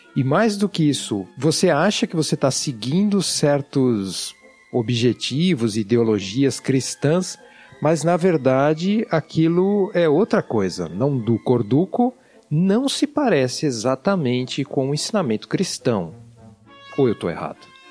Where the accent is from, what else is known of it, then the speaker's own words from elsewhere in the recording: São Paulo, Brazil; accent: paulistano; Eu não sei se você já percebeu pelo meu sotaque, mas eu sou paulistano. E eu estudei em escola pública, lá em São Paulo